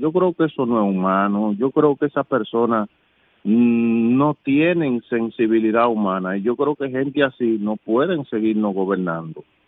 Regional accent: Dominican Republic; nosotros como dominicanos

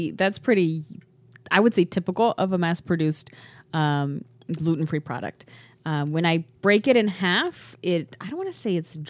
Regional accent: Oregon, United States; And I come from Oregon.

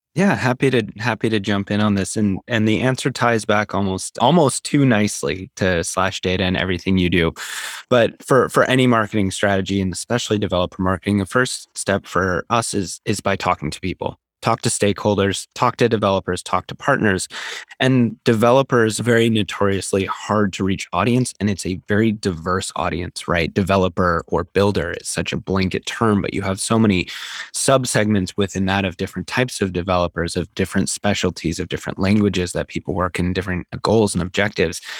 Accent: Seattle, Washington, United States; also born or lived in Ecuador / Utah; I grew up in Seattle

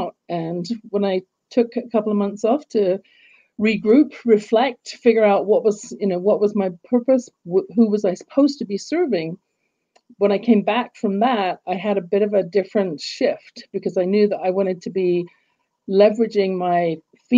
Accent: England, United Kingdom; now in Canada; when I was growing up in England, as you can tell from my accent, I wasn't born in Canada

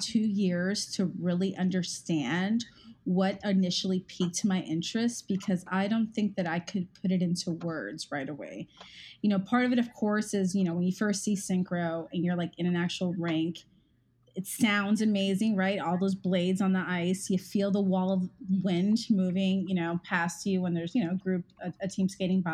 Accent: Miami, Florida, United States; moved away as an adult; also born or lived in Washington, D.C.; I am from Miami, Florida

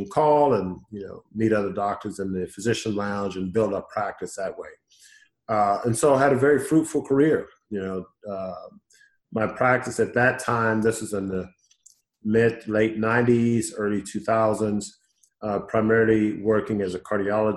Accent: Houston, Texas, United States; born and raised in Houston, so I'm homegrown

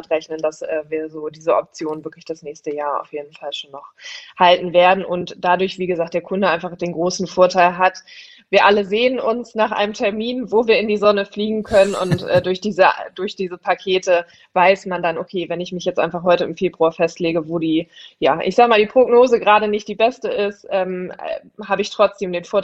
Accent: Hamburg, Germany; auf die Alster, äh, das ist immer so das, worauf man dann irgendwie als Hamburger immer hofft

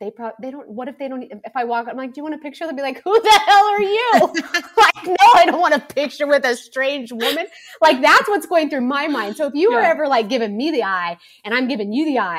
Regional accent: Kansas, United States; I'm from Kansas.

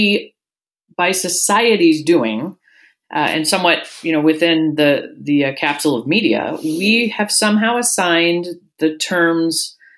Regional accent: Seattle, Washington, United States; moved away as an adult; now in Anchorage, United States; I grew up down in Seattle

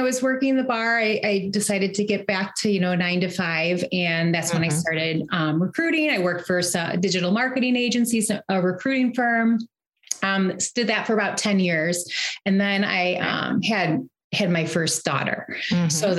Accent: about 30 miles north of Detroit, east side of Michigan, United States; moved away as an adult; now in Chicago, United States; I grew up actually on the east side of Michigan, just about 30 miles north of Detroit.

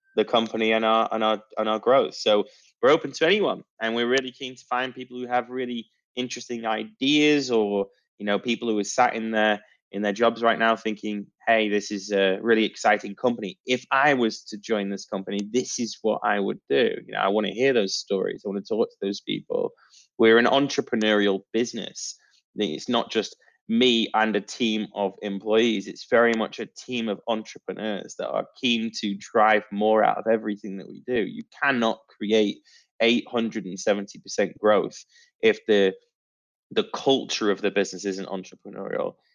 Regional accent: Manchester, North West England, United Kingdom; now in Poole, United Kingdom; Manchester, my my hometown

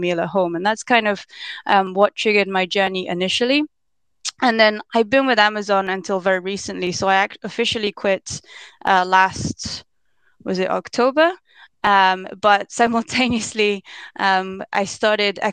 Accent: London, United Kingdom; now in Japan; I grew up mostly in London for the first half of my life.

